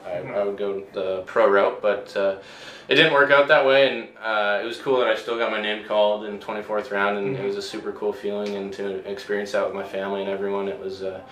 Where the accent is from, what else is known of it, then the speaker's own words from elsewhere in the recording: Victoria, British Columbia, Canada; this is my hometown and I get to live here, you know, I grew up here.